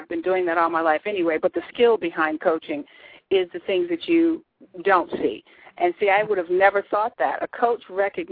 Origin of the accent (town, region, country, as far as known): Massachusetts, United States; born or raised there; moved away